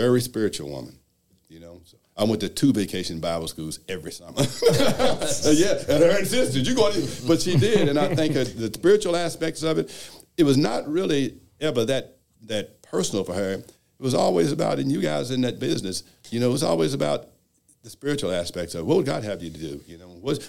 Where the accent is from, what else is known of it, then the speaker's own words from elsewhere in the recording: Louisville, Kentucky, United States; I was born and raised in Louisville